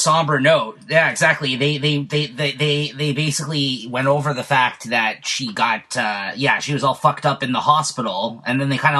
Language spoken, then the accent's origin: English; Canada; I'm Canadian.